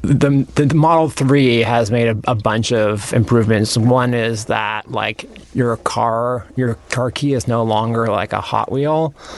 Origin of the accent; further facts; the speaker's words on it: Nevada City, California, United States; Northern California, Nevada City, California. It's like between Tahoe and Sacramento.